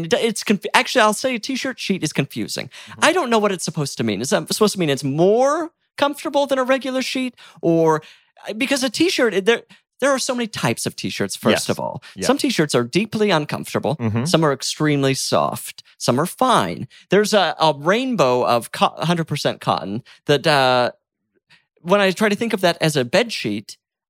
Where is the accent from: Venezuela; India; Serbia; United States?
United States; right outside of Salt Lake City, Utah; moved away; I'm from Utah.